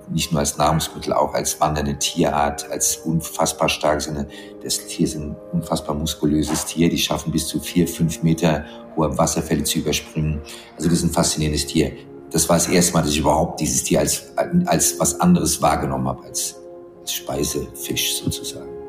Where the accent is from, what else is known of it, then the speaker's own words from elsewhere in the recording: Pittsburgh, Pennsylvania, United States; also born or lived in Frankfurt, Germany; Ich bin ein Frankfurter Großstadtkind, ich bin in Pittsburgh aufgewachsen.